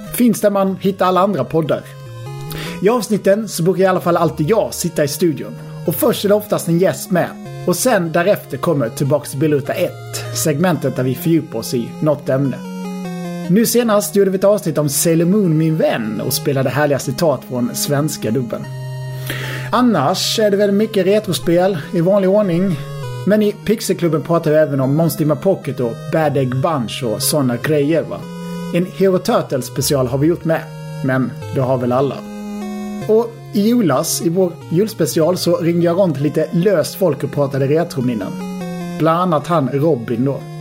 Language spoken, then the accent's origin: Swedish; Halmstad, Halland County, Sweden; Jag är ju från Halmstad